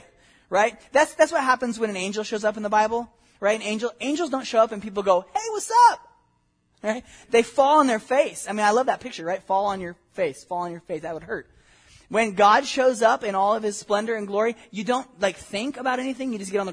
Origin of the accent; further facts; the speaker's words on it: Southern California, United States; I grew up in Southern California